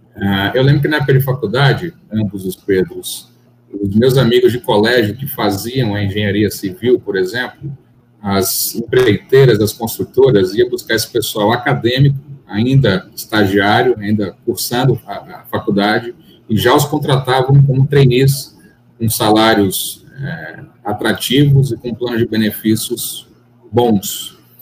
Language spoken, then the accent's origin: Portuguese; Salvador, Bahia, Brazil; born or raised there; also born or lived in São Paulo